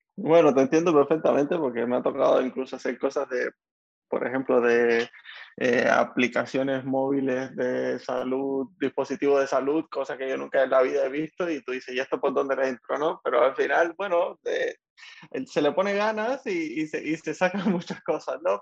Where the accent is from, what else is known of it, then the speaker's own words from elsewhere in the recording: Havana, Cuba; moved away; Yo también soy de 10 de octubre